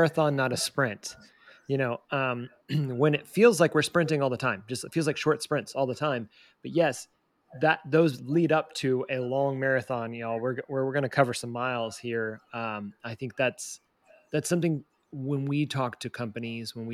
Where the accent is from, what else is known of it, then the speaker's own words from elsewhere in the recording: Southeast, United States; now in Kansas City, United States; I was born in the Southeast